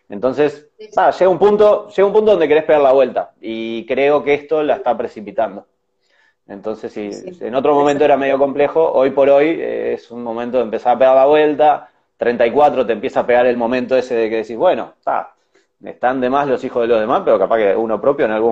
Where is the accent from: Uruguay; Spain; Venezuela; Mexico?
Uruguay; Claro, yo soy recontra uruguayo.